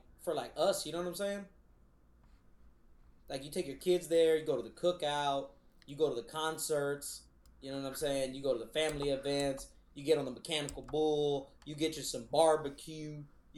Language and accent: English; Texas, United States; I'm from Texas.